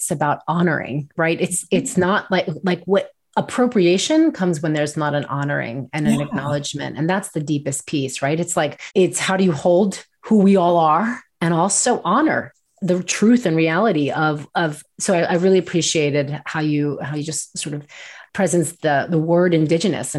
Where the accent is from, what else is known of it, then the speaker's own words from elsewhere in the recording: New York, United States; I grew up in New York. We're Jewish. We're from New York